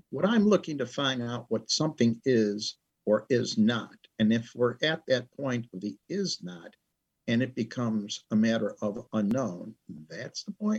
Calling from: Orland Park, Illinois, United States; Just outside of Chicago in an area close to the South Side, which would be the Orland Park area.

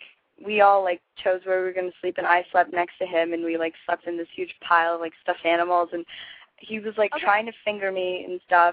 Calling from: Los Angeles, California, United States; from, 2 weeks ago, and I'm calling from Los Angeles.

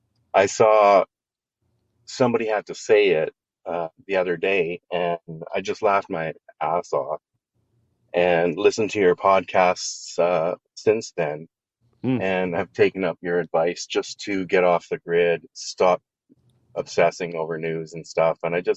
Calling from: Kelowna, British Columbia, Canada; I'm calling from Canada. I live in British Columbia, Kelowna.

